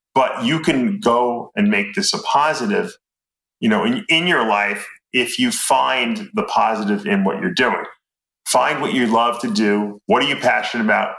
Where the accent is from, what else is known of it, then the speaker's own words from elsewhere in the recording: East Meadow, New York, United States; also born or lived in Lancaster, Pennsylvania; East Meadow, which is where I grew up in East Meadow